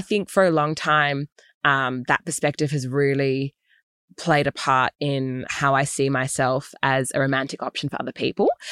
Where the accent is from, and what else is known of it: Australia; also born or lived in United States